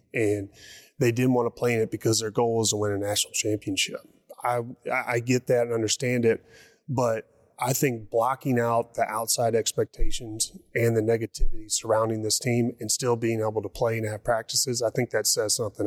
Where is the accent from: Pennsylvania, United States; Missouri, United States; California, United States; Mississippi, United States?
Missouri, United States; Poplar Bluff; moved away as an adult; also born or lived in North Carolina / China; Poplar Bluff, small community, southeast Missouri. Uh, it's, the state makes a boot hill, so we're right above the boot hill. Um, and I love my hometown, very proud of it.